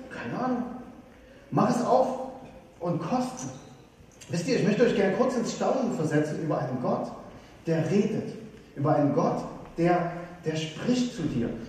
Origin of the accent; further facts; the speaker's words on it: Saxony, Germany; ich komme aus, aus Sachsen und äh, früher war das DDR. Und ich weiß noch, als Kind haben wir immer äh, angestanden eine Stunde, um das Nutella des Ostens zu bekommen.